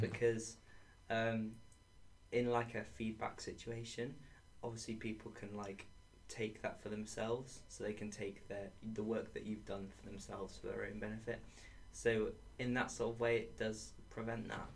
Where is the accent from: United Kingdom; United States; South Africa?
United Kingdom; Sheffield, Yorkshire and the Humber; moved away as an adult; also born or lived in Edge Hill; I'm from Sheffield